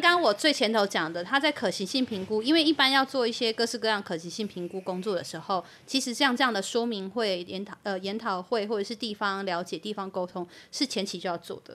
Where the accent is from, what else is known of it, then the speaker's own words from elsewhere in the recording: Luodong, Yilan County, Taiwan; 光我们罗东镇，我们罗东镇就可以多就塞应该，爆炸，大爆炸